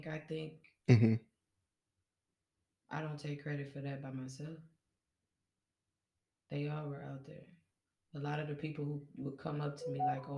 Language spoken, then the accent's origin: English; Kenosha, Wisconsin, United States; born or raised there